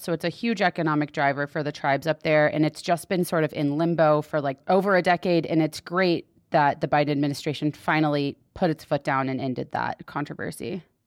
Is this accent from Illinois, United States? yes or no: no; Texas, United States; now in Utah, United States; I'm from Texas, and I didn't know about public land until I moved to Utah.